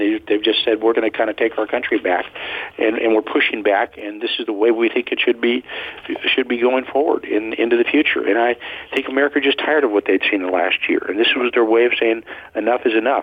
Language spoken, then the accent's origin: English; California, United States; I'm a Californian